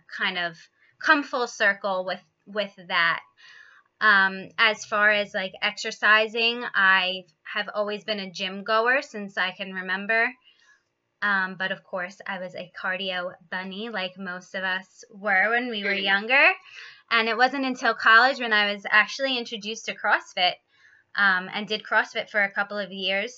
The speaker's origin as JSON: {"language": "English", "area": "Long Island", "region": "New York", "country": "United States", "tie": "born or raised there", "said": "I was born and raised in New York on Long Island"}